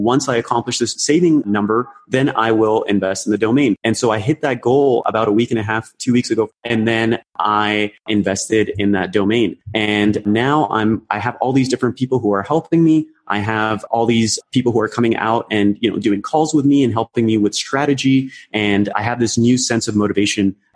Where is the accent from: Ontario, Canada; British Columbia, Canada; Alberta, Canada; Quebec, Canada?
Ontario, Canada; Toronto; also born or lived in Karachi, Pakistan; I came to Canada, specifically in Toronto, when I was 7